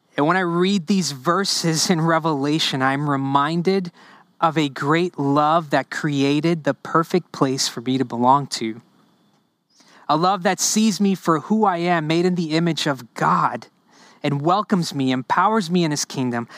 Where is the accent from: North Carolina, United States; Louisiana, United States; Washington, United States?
Louisiana, United States; New Orleans; first language Spanish; English is a second language; also born or lived in Honduras; I grew up in the New Orleans area